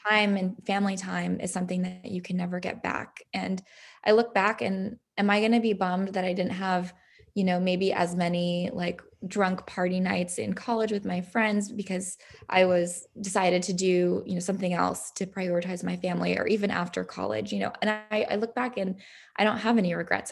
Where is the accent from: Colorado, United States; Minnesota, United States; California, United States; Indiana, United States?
California, United States; San Diego; it was really fun to grow up there